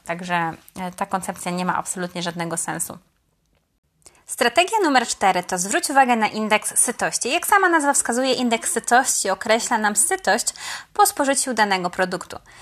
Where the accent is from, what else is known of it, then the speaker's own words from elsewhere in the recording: Poznań, Greater Poland, Poland; mówię to jako poznanianka